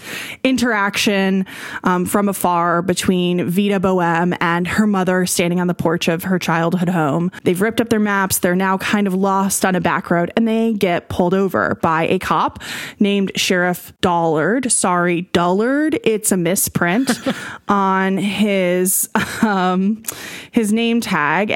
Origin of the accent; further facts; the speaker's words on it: Oklahoma, United States; moved away as an adult; I grew up in Oklahoma mm-hmm. from 1990 until 2021